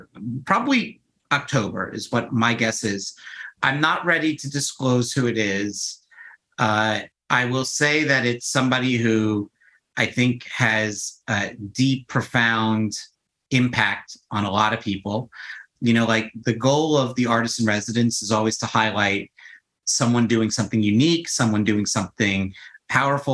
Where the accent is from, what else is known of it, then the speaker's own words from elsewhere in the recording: New York City, New York, United States; I grew up my entire life in New York. Like I grew up on the Upper East Side